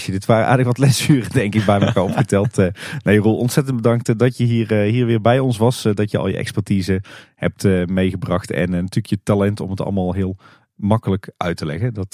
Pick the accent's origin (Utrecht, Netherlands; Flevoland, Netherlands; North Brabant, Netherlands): North Brabant, Netherlands; Kaatsheuvel; We komen natuurlijk alle drie uit Kaatsheuvel.